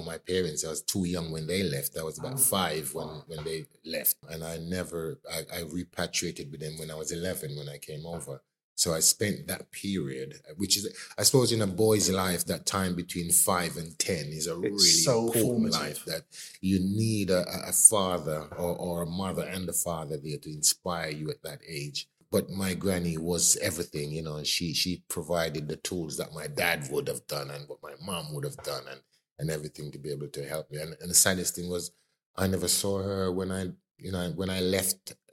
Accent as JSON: {"language": "English", "region": "Clarendon", "country": "Jamaica", "tie": "born or raised there", "moved": "yes", "lives_now": "United Kingdom", "said": "I grew up in Jamaica. I grew up in a parish called Clarendon, one of the larger parishes of Jamaica."}